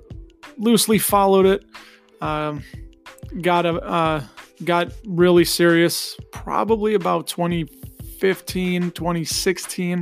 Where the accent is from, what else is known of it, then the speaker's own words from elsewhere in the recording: Chicago suburbs, Illinois, United States; born and raised in the Chicago suburbs. I think you can tell by my accent.